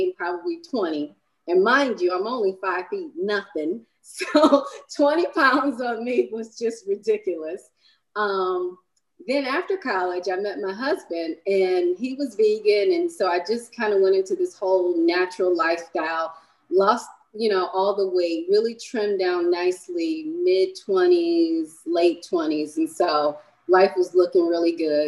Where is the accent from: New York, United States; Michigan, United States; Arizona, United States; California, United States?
Michigan, United States; I was born in Michigan